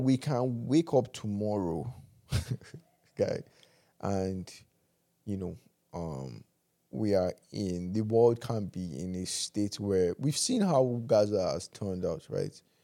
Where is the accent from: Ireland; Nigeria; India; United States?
Nigeria; as Nigerian men